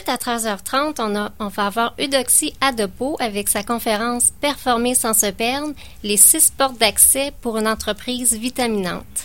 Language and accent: French; Hawkesbury, Ontario, Canada; Moi, je suis de loin, je suis de l'Ontario.